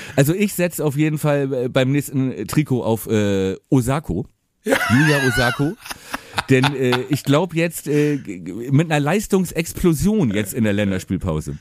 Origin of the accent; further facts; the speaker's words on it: Buchholz in der Nordheide, Lower Saxony, Germany; Buchholz, Buchholz in der Nordheide, wo äh, ich auch äh, dann äh, ja aufgewachsen bin.